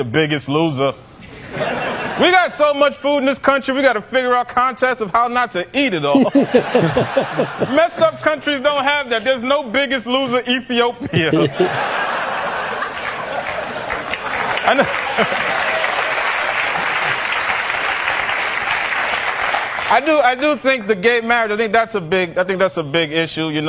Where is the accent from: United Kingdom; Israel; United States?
United States; New York; I'm from New York. I'm from Lower East Side, Manhattan, which is a gentrified neighborhood